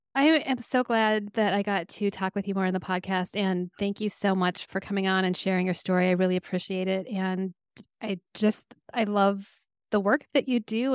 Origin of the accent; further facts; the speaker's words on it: Minnesota, United States; also born or lived in Colorado; I was born in Colorado, but I lived in I've lived in Minnesota since I was 7